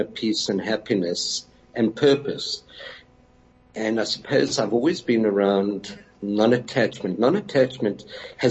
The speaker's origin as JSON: {"language": "English", "town": "Johannesburg", "region": "Gauteng", "country": "South Africa", "tie": "born or raised there", "said": "So there's three of us and we came really from Orange Grove, and the surrounding suburbs."}